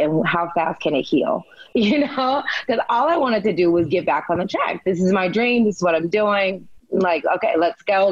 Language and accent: English; Humboldt, Tennessee, United States; I was a small town girl. I'm from Humboldt, Tennessee.